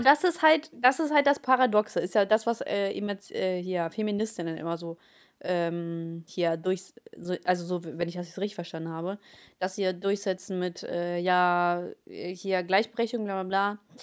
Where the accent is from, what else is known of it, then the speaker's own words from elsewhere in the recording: Germany; German is a second language; als ich äh, nach Deutschland gekommen bin, äh, war ich ja so dritte, also in der Hälfte der dritten Klasse.